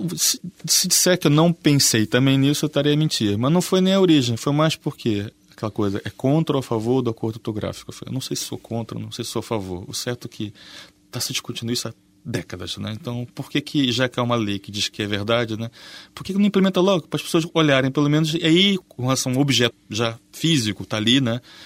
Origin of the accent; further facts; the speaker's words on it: Rio de Janeiro, Brazil; moved away as an adult; now in Portugal; eu não sou exatamente o brasileiro mais típico. Mesmo lá, e sou é carioca ainda por cima